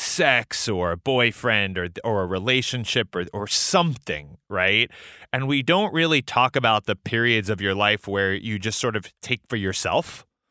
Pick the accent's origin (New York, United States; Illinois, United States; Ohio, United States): New York, United States; New York City; I grew up in New York City